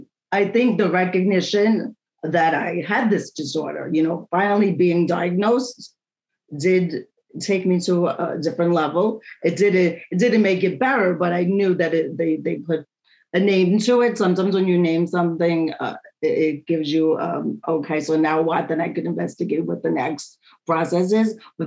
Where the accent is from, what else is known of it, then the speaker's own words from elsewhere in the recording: New York, United States; And I am a talker. I am from New York.